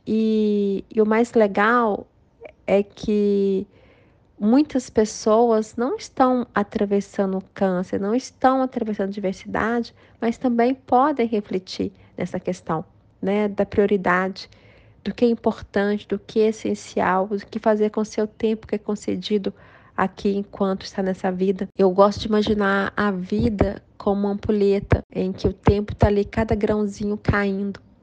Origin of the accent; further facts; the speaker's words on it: João Monlevade, Minas Gerais, Brazil; also born or lived in Belo Horizonte; João Molevade, que é minha cidade natal